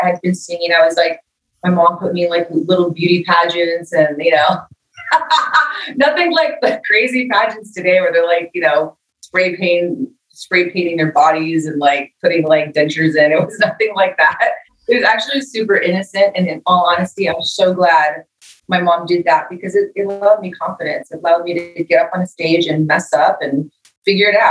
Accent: Los Angeles, California, United States; I grew up in East LA, you know, was kind of a rough neighborhood that I grew up

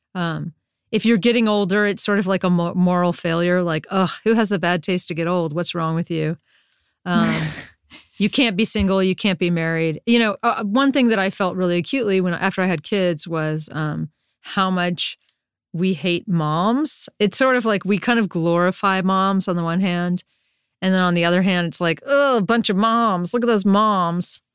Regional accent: Durham, North Carolina, United States; moved away as an adult; also born or lived in San Francisco; I grew up in Durham, North Carolina

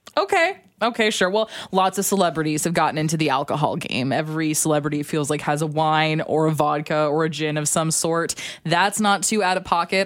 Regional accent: Alberta, Canada; I'm from Alberta

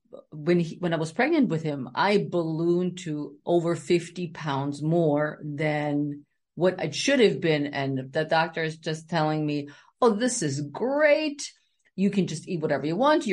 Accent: Germany; moved away as an adult; now in Silver Spring, United States; I grew up in Germany

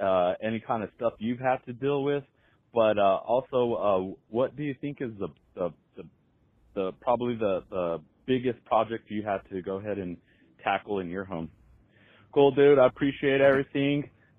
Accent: Albuquerque, New Mexico, United States; now in Denver, United States; just purchased a house in Trinidad, Colorado, which is 3 hours south of Denver and 3 hours north of Albuquerque, New Mexico, my hometown.

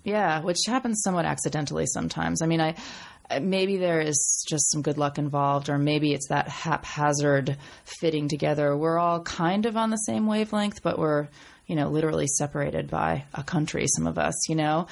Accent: Portland, Maine, United States; moved away; I came from Maine, right? I went to a public school in Maine

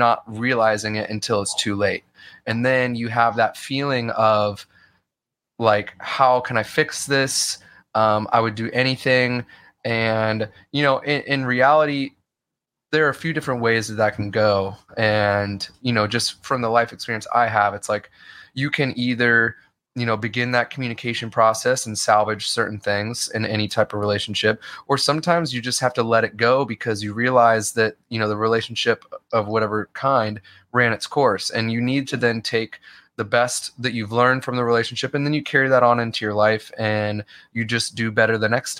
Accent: Midwest, United States; I grew up in the Midwest.

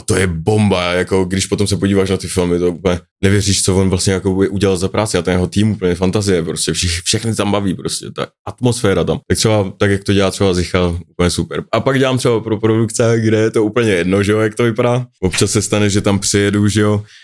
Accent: Central Bohemian Region, Czechia; also born or lived in Mönchengladbach, Germany; pôvodne som sa narodil teda v Nemecku, a Menschenglebach, ale, a nejvíc som sa zdržoval v středč- českým kraji, no, prostě ve vesnicích

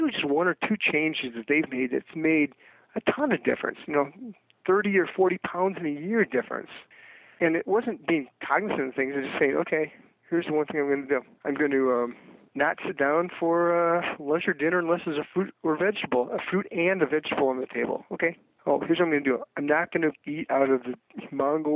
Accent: Iowa, United States; moved away; I grew up in Iowa

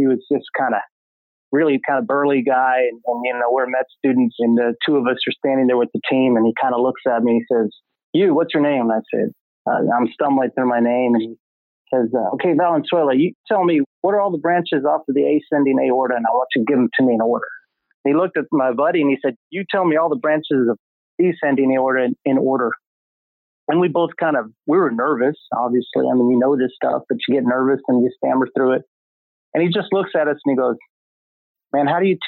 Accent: Odessa, Texas, United States; accent: southern drawl; moved away as an adult; also born or lived in Dallas, Texas; now in California, United States; I was born and raised in West Texas.

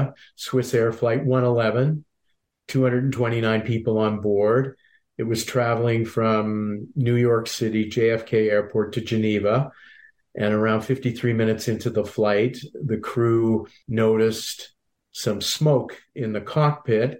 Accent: Halifax, Nova Scotia, Canada; moved away; I was born and raised in Halifax

